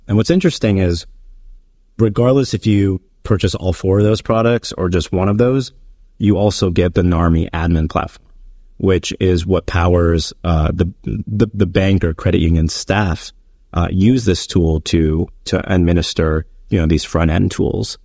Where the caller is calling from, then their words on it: New York City, New York, United States; I'm calling in from New York City, which is where I live